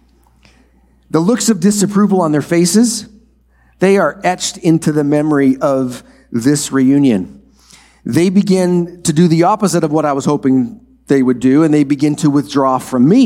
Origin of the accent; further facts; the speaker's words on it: Minnesota, United States; The farm I grew up on in Minnesota is a four-generation farm